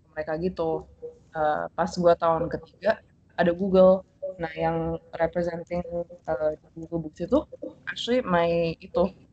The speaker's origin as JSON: {"language": "Indonesian", "town": "Surabaya", "region": "East Java", "country": "Indonesia", "lives_now": "Mountain View, United States", "said": "Uh, aku asalnya dari Surabaya. uh, terus, apa lagi ya? uh, SMA gue di Surabaya International School."}